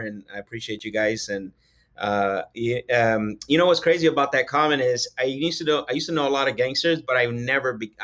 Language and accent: English; Phoenix, Arizona, United States; also born or lived in Sonora, Mexico; From Phoenix, Arizona, basically I grew up here all my life